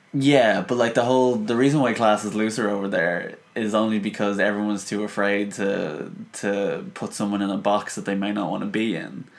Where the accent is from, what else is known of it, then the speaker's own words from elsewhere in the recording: Dublin, Leinster, Ireland; I'm from Dublin, Ireland.